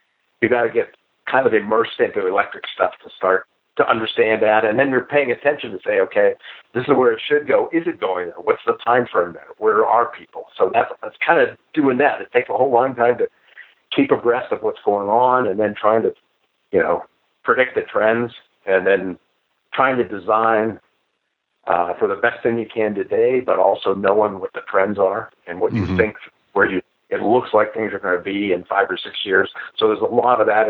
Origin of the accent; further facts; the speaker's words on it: Pennsylvania, United States; I'm from Pennsylvania. I was near West Virginia